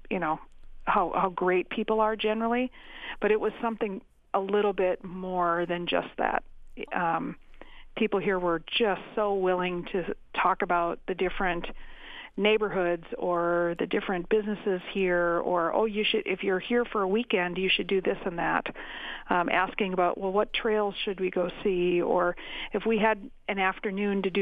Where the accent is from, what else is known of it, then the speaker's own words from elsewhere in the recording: Crosslake, Minnesota, United States; also born or lived in St. Paul Park, Minnesota; now in Mankato, United States; I was born in St. Paul Park, and when I was oh. seven, oh. we moved up to Cross Lake.